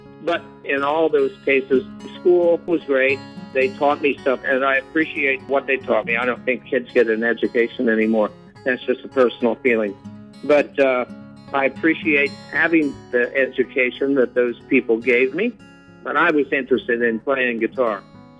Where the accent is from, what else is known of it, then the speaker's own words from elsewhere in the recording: Fort Recovery, Ohio, United States; Ohio. I was born in a little town called Fort Recovery, and we were actually so near the railroad that we could hear the trains coming.